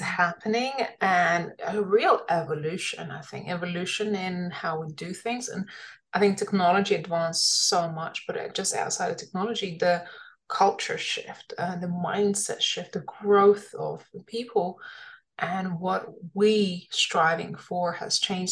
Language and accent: English; London, United Kingdom; I was an immigrant when I was young. And I, you know, I really appreciated growing up in London